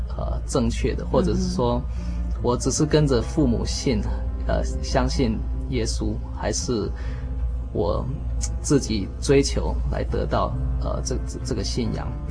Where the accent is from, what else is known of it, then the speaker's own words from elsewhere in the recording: Taiwan; also born or lived in California, United States; now in United States; 回到自己 小时候在，呃，在这里长大的这个国家